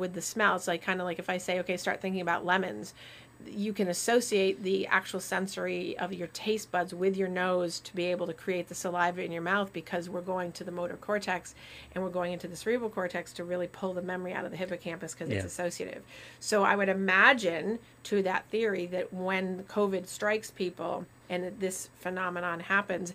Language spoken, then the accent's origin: English; Vermont, United States; Growing up in Vermont, I can detect like snow in the air